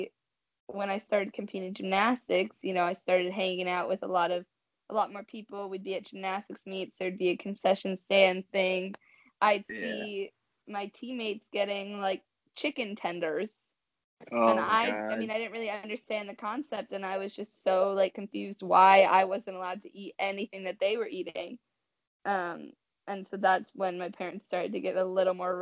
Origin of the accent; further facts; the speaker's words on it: Washington, United States; I grew up in Washington